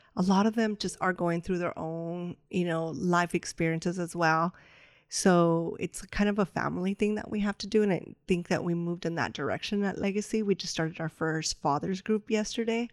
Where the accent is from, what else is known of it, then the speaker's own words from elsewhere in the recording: Los Angeles, California, United States; L A is my city, but I'm from Boyle Heights